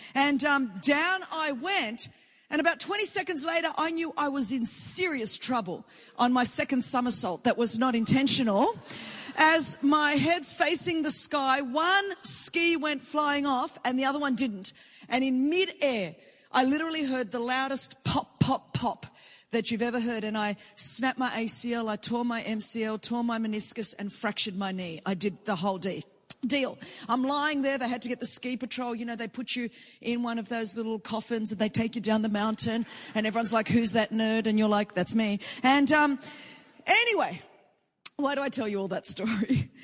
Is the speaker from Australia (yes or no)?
yes; Sydney, New South Wales, Australia; I'm come from Sydney, Australia